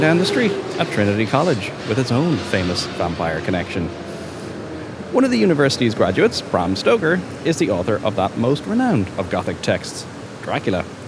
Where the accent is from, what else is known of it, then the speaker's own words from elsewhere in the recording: Dublin, Leinster, Ireland; growing up in Dublin